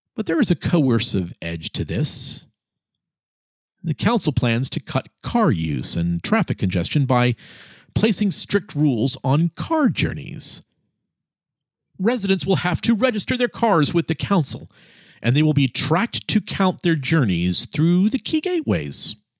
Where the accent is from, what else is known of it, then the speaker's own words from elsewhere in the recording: Miami, Florida, United States; my hometown of Miami, Florida